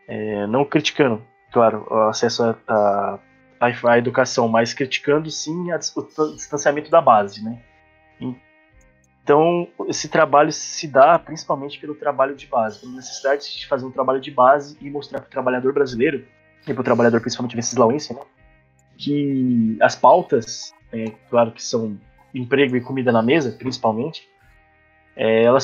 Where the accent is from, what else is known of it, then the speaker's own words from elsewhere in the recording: interior of São Paulo, Brazil; moved away; a cidade onde de onde eu vim, né, de onde eu venho, sou nascido, passei grande parte da minha vida, ela, ela se localiza no interior de São Paulo, né? uma cidade historicamente conservadora